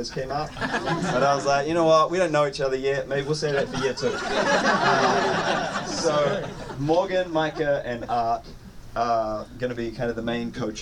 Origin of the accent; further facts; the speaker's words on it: New Zealand; moved away; I hail all the way from New Zealand, not to be confused with Australia